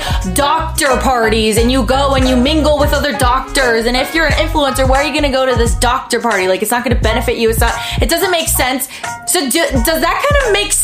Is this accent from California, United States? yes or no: yes; Southern California, United States; Born and raised in SoCal